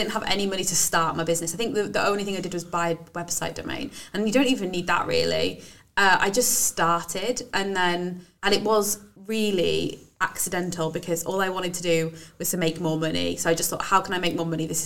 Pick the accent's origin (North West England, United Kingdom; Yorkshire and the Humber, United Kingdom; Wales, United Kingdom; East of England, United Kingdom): Wales, United Kingdom; accent: Welsh/Brummie; my family say, You sound really Welsh. Oh, and like, so my accent changes a lot.